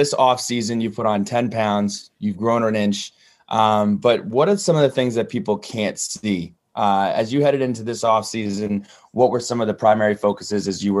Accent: New Jersey, United States; I'm from New Jersey

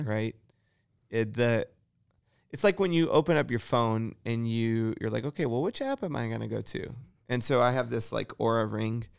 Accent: Michigan, United States; moved away; I grew up in Michigan

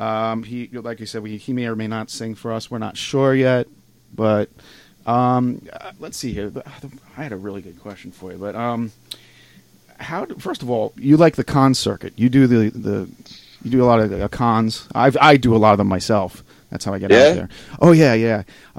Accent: Long Island, New York, United States; moved away; also born or lived in Evans City, Pennsylvania; I'm from Long Island originally.

